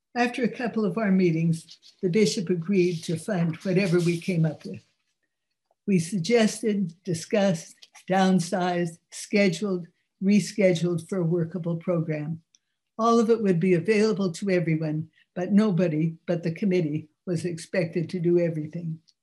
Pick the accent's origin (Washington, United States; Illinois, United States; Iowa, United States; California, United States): California, United States; San Francisco; now in New York City, United States; growing up in San Francisco